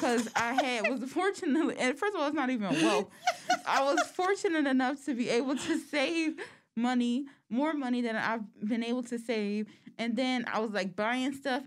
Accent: United States; we are American

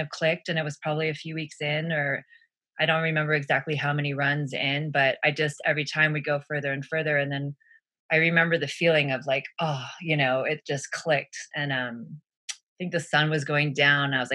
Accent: San Diego, California, United States; moved away as an adult; also born or lived in Santa Barbara, California; now in Boulder, United States; I grew up in North County, San Diego, sort of where Del Mar, Solana Beach, and Rancho Santa Fe converge

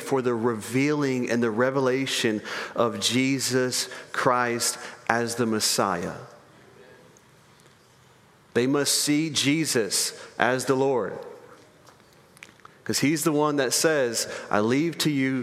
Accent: United States

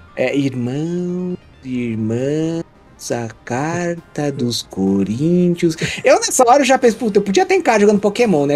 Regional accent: Santa Catarina, Brazil; eu nasci e moro em Santa Catarina até hoje

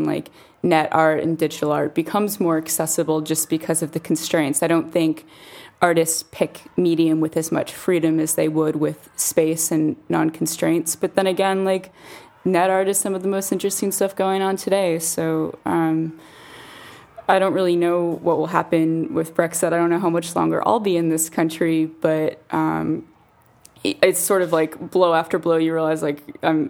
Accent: United States; moved away as an adult; also born or lived in San Francisco; now in London, United Kingdom; I'm American

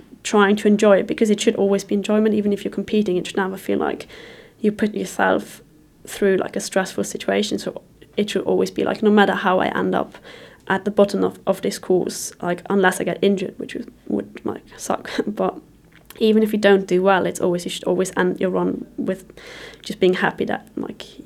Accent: Luxembourg; moved away as an adult; I moved away from Luxembourg when I was 19

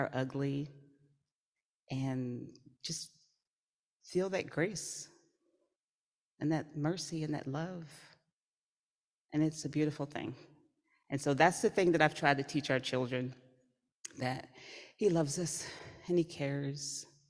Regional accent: the South, United States; I was raised in the South

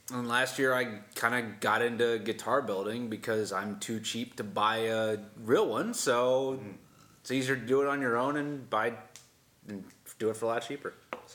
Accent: Chicago, Illinois, United States; also born or lived in Deerfield, Illinois; I was born and raised in Chicago for the first 10 years of my life.

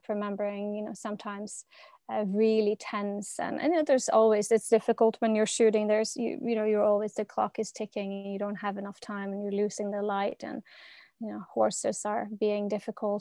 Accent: Norway; I'm from Norway

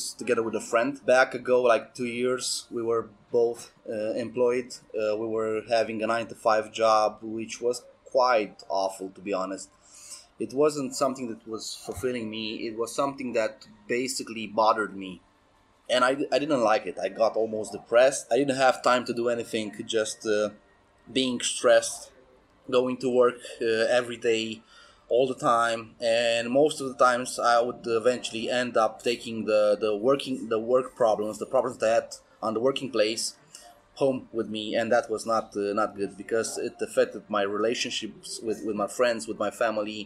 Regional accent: Sibiu, Sibiu County, Romania; I'm from Romania, from Sibiu, which is the center of Romania in Transylvania

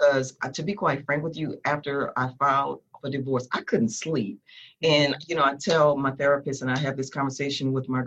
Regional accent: New Orleans, Louisiana, United States; I'm from Louisiana

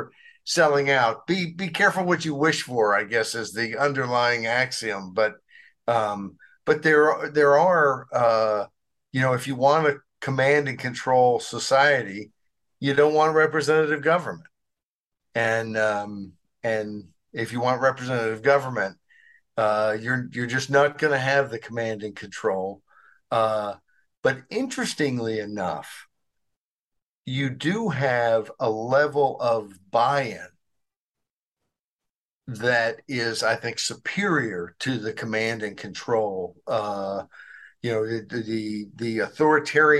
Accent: Arkansas, United States; I grew up in Arkansas

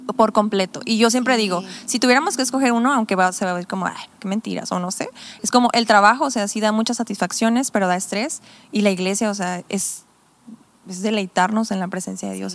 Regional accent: Tepic, Nayarit, Mexico; also born or lived in Sonora; now in Compostela, Mexico; yo nací aquí en Tepic

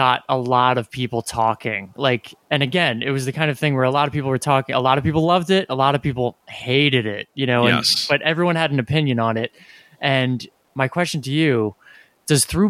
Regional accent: New Jersey, United States; we're from New Jersey

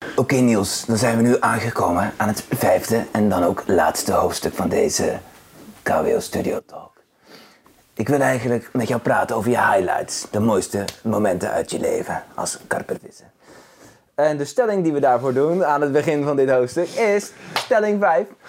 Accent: Zeeland, Netherlands; bij ons in Zeeland.

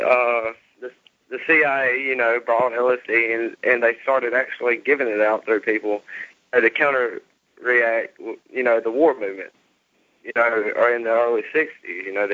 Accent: Alabama, United States; I'm actually from Alabama

